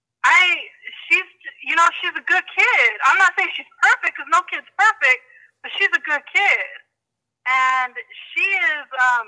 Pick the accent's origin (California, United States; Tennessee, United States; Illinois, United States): California, United States; I'm from California